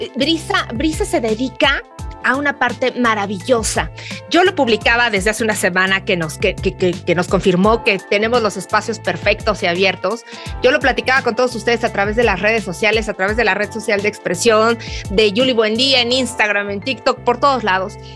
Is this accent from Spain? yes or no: no; Mexico; Somos mujeres latinas o mujeres mexicanas